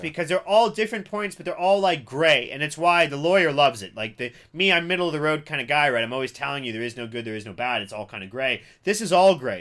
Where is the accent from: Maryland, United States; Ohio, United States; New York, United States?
Ohio, United States; Cincinnati; I grew up in Cincinnati, Ohio